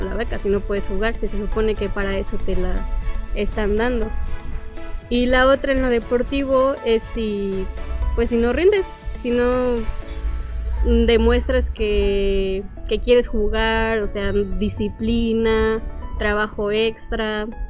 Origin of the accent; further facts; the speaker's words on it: Guanajuato, Mexico; now in Puebla, Mexico; ahorita somos cuatro guanajuatenses que estamos en Puebla